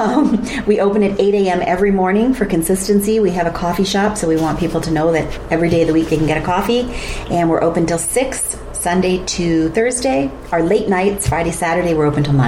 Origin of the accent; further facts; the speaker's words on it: England, United Kingdom; also born or lived in Bradford, Ontario; now in Wasaga Beach, Canada; I'm from England